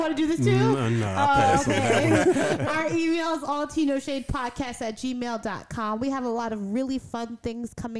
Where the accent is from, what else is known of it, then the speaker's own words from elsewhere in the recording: United States; I can't not be in America for forever. It's my home. It's where I grew up and where I was raised